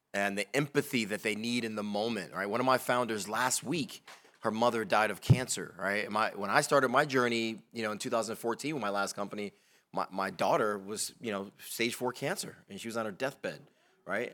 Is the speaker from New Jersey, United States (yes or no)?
no; Bridgeport, Connecticut, United States; moved away as an adult; now in Baltimore, United States; I grew up in Bridgeport, Connecticut. You know, I'm not from Baltimore